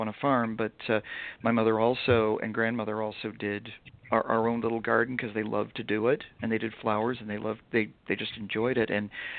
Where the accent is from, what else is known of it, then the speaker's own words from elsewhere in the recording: New England, United States; also born or lived in York County, Pennsylvania; now in Harrisburg, United States; I'm from New England originally, but I've lived in Pennsylvania for 20 years. I lived in York County for most of my time here. But when I moved up here, I bought this house in Harrisburg and moved here. I live in the city